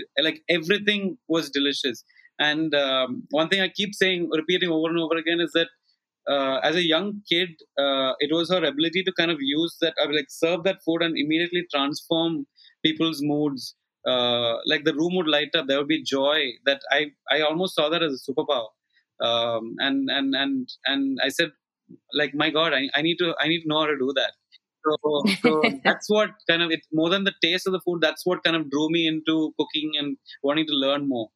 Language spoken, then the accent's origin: English; Kochi, Kerala, India; moved away as an adult; now in Mumbai, India; I grew up in Cochin until I was 17, and I've been away from Cochin ever since.